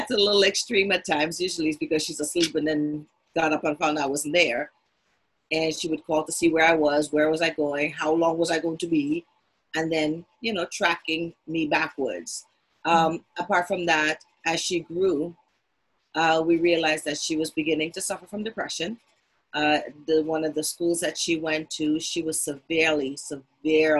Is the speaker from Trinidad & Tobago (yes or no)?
yes; Trinidad & Tobago; also born or lived in Washington, D.C.; now in Philadelphia, United States; I'm originally from Trinidad via Washington, D.C., and ended up in Philadelphia